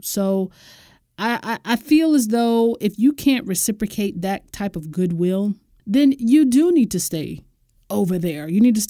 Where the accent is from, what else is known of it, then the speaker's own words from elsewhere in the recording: United States; I'm just speaking to you as an American.